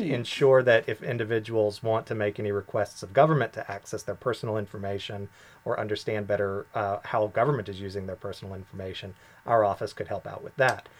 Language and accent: English; United States; moved away as an adult; now in Bermuda; I am from the U.S.